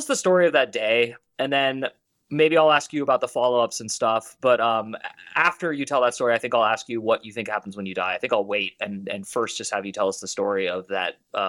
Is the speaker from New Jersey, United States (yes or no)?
no; Berkeley, California, United States; moved away as an adult; also born or lived in Portland, Oregon; I grew up in Berkeley, California.